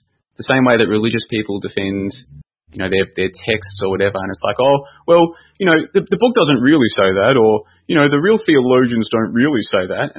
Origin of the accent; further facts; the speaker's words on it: Victoria, Australia; I grew up in Victoria, Australia